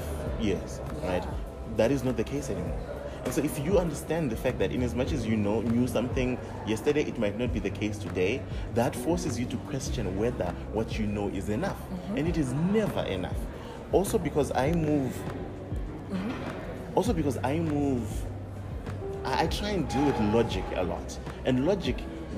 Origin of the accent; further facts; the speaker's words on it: Zimbabwe; when I take that back to my home country and home environment